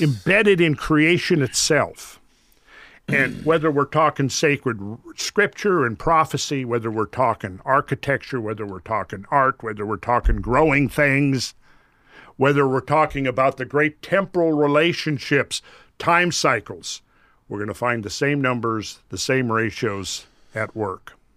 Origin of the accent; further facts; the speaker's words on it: Minnesota, United States; I grew up in Minnesota